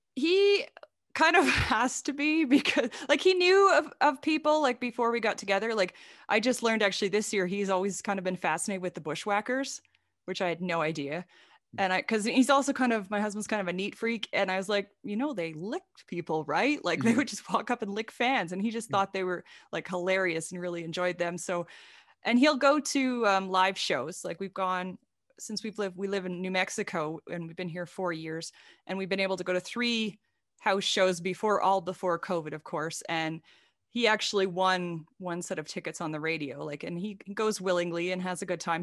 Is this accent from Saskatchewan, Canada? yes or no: yes; Saskatchewan, Canada; now in United States; I grew up in a really, really small town in Saskatchewan in Canada. I'm Canadian. I live in the US right now